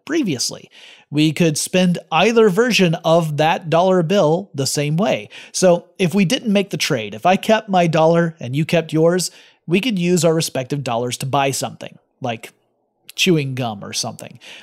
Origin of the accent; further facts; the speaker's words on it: United States; I'm American